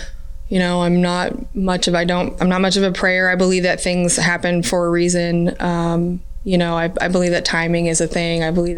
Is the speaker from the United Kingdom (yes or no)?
no; Canada; oh, I'm Canadian, so it must be my Canadian side. That's why I can dance.